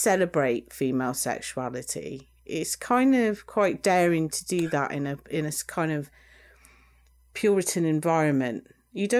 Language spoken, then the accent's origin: English; United Kingdom; us British